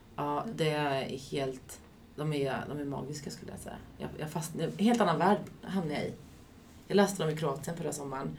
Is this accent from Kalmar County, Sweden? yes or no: yes; Västervik, Kalmar County, Sweden; moved away; i Västervik lite, där jag kommer ifrån från första början.